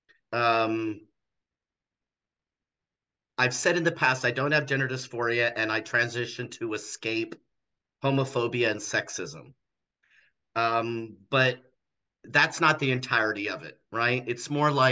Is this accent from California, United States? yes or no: yes; Los Angeles, California, United States; also born or lived in Torrance, California / Mesa, Arizona; I was born and raised in Los Angeles, California